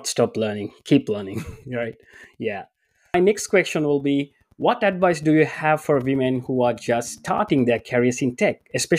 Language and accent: English; Sri Lanka; English is a second language; moved away; my high studies I studied in English, but I'm coming from Sri Lanka originally, so I know two languages, which is Sinhalese and Tamil, and English is the third language.